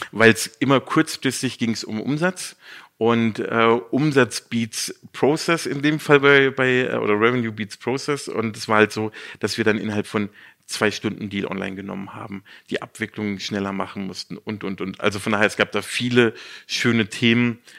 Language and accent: German; near Baden-Baden / Karlsruhe, Baden-Württemberg, Germany; moved away as an adult; now in Munich, Germany; Aufgrund der Liebe bin ich dann wieder zurück in meine Heimat. Ich komme aus der Nähe von, von Baden-Baden-Karlsruhe